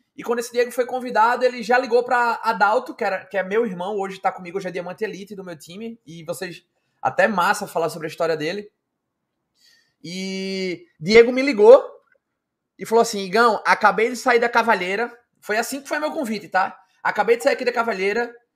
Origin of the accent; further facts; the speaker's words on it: Recife, Pernambuco, Brazil; eu sou aqui de Recife